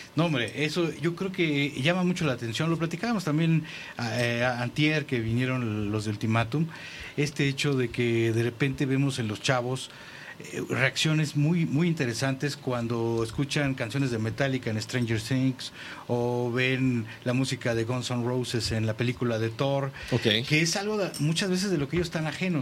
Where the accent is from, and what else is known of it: Mexico